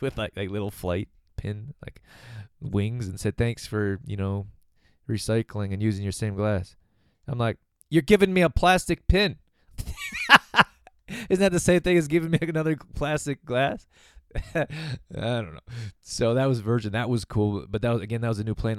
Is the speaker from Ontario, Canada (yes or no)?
no; Calgary, Alberta, Canada; I'm from Calgary, Alberta, Canada